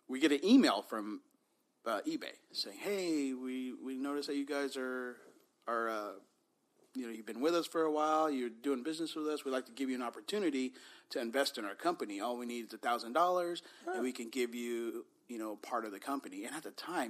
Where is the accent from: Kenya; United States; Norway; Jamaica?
United States; Bay Area, California; we were growing up in the Bay Area in the 80s